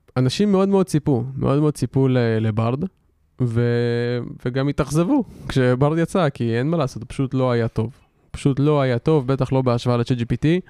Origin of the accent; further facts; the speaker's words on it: Israel; אנחנו כולנו ישראלים